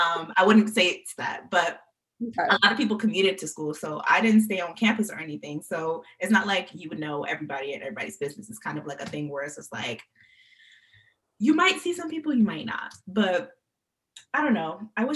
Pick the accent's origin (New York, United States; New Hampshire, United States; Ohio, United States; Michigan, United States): New York, United States; I was born in New York, I was raised in New York, and I stayed in college for New York.